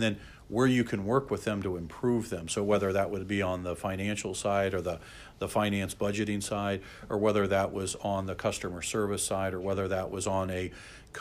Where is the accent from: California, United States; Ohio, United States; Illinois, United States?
Ohio, United States; Lima; moved away as an adult; growing up in Lima myself